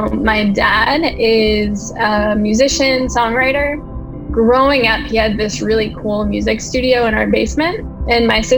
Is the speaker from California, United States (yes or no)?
no; Pennsylvania, United States; moved away as an adult; now in Washington, D.C., United States; I am originally from Pennsylvania. And I moved to D.C. in 2006 after I graduated from college